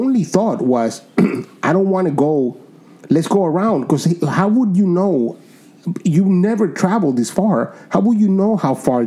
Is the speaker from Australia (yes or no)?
no; Dominican Republic; I was born in Dominican Republic